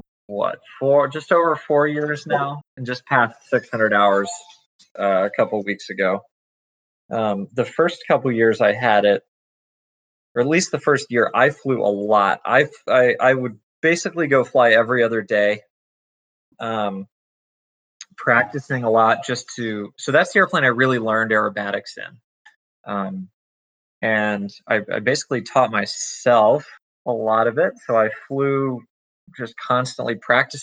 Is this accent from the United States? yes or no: yes; Greensboro, North Carolina, United States; I grew up in Greensboro, right near the airport